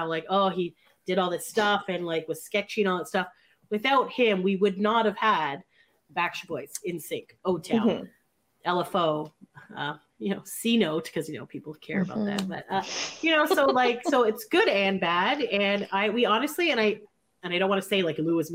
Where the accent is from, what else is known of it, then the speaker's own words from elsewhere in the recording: Canada; Canadians were, we are Canadian.